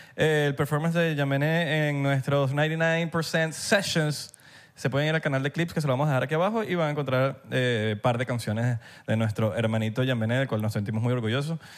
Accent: Venezuela

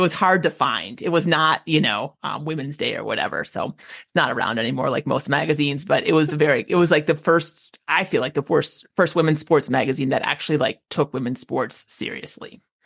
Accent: Minneapolis, Minnesota, United States; moved away; I grew up in the Twin Cities.

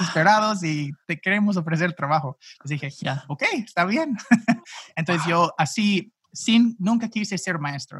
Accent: St. Louis, Missouri, United States; accent: gringo; first language English; Spanish is a second language; also born or lived in Gainesville, Florida; now in Phoenix, United States; soy originalmente de Ah, pues básicamente el área de San Luis en los Estados Unidos, ah, pero nací en Florida

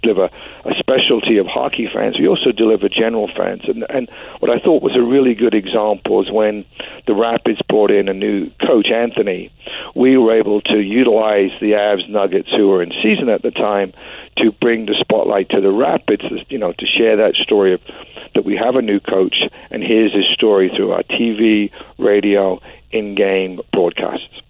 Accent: London, United Kingdom; moved away as an adult; now in Oregon, United States; I grew up in West London

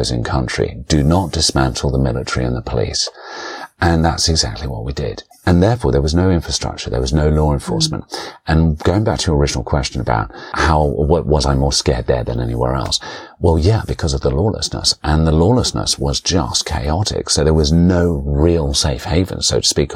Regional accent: London, United Kingdom; I grew up around Forest Hill

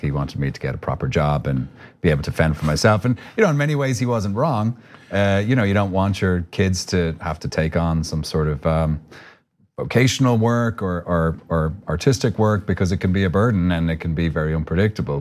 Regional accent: Ireland; accent: Irish; moved away as an adult; now in United States

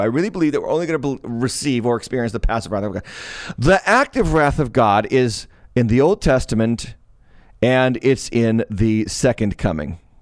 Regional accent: Massachusetts, United States; Massachusetts, my home state

